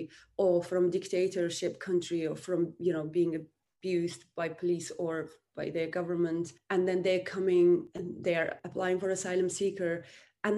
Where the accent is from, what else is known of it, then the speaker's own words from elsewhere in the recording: Uzbekistan; moved away as an adult; now in United Kingdom; I'm from Uzbekistan. I came to United Kingdom 2004